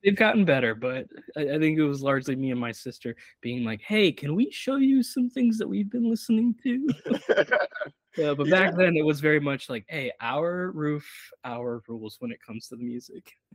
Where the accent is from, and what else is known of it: Brazil; born or raised there; now in United States